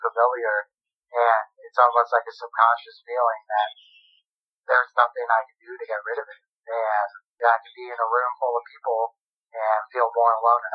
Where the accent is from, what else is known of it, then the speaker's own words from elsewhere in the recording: East Coast, United States; moved away as an adult; also born or lived in Jackson Hole, Wyoming / Colorado / Tucson, Arizona; We grew up in the East Coast